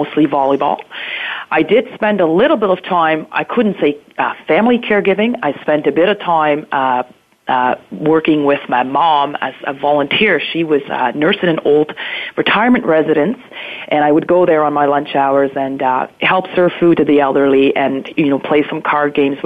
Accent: near Bern, Switzerland; moved away as an adult; now in Ontario, Canada; I was born and raised in Switzerland in a very small town just outside of the capital of Bern.

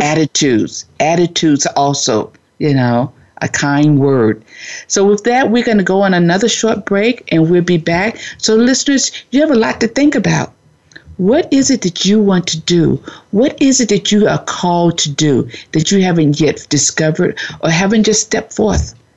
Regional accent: Florida, United States; now in California, United States; I'm originally from Florida and I'm out in California all by myself

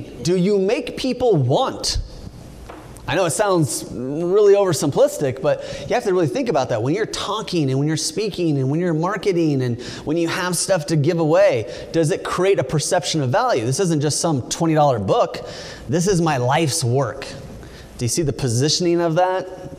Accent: California, United States; you know, I'm from California. We're all supposed to be hugging and holding hands and singing Kumbaya.

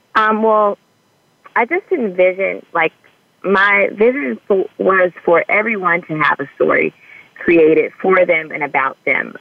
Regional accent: Bellflower, California, United States; also born or lived in West Covina, California; now in Los Angeles, United States; I grew up in Bellflower, California, um, as well as West Covina, California

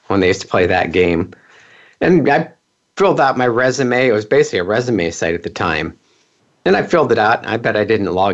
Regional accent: California, United States; also born or lived in Pennsylvania; So I moved from Pennsylvania to California, and I started fixing computers back when most companies didn't have computers in their office, back in the typewriter days and before fax machines even. It's crazy how long I've been doing this. But I grew up in Silicon Valley.

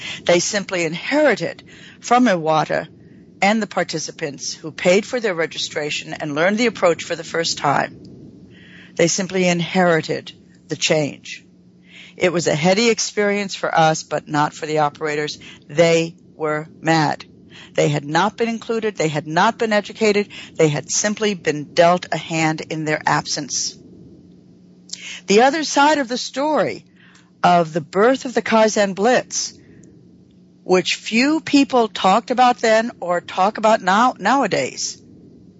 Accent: New York, United States; moved away; I am from New York, but not in New York

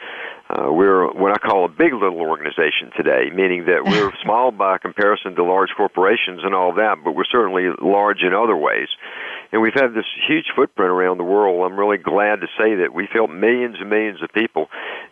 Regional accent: the South, United States; moved away; also born or lived in North Carolina; I'm originally from the South

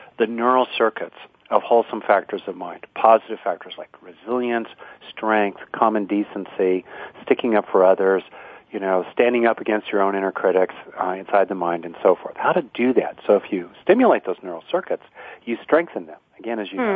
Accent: Southern California, United States; now in Bay Area, United States; Oh, Southern California

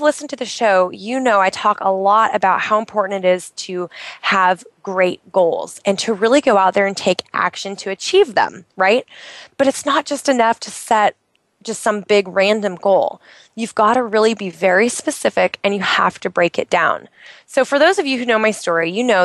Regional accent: Oregon, United States; moved away; I'm in Oregon. I'm in my home state where I grew up

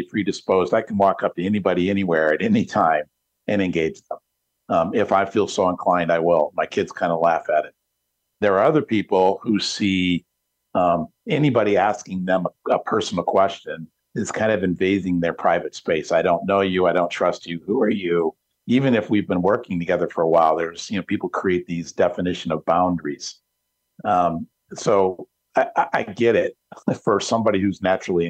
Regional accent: Detroit, Michigan, United States; I'm from Detroit

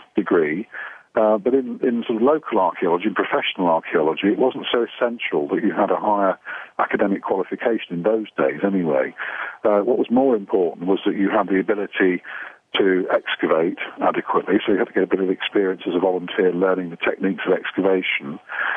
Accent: Leicester, East Midlands, United Kingdom; also born or lived in Durham; I'm actually from Leicester originally, and I went on my first excavation in Leicester when I was 15

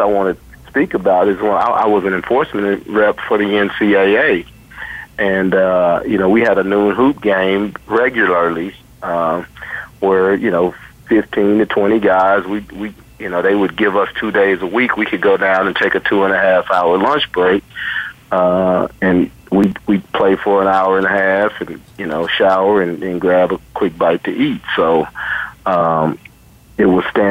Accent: Tulsa, Oklahoma, United States; moved away; I grew up in Tulsa, Oklahoma, and I went to college at Wichita State University and Howard

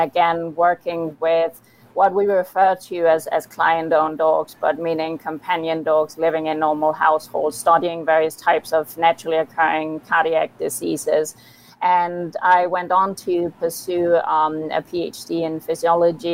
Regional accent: Copenhagen, Capital Region of Denmark, Denmark; moved away as an adult; also born or lived in Pennsylvania, United States; I'm from Copenhagen, Denmark

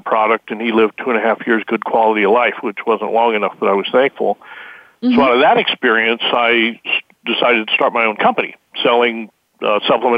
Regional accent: Wyoming, United States; I was raised in Wyoming

